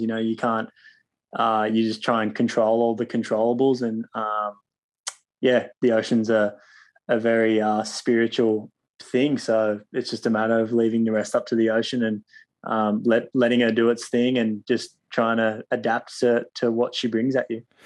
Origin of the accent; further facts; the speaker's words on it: Cronulla, New South Wales, Australia; where I grew up in Cronulla